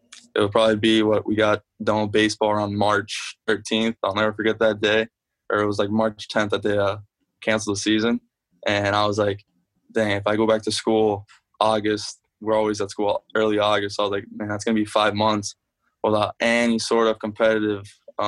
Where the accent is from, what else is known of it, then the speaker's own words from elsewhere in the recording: South Florida, United States; moved away; when I go back home, I'm from South Florida